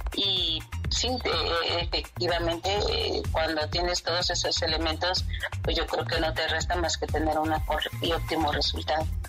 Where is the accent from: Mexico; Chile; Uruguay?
Mexico; estar aquí en mi país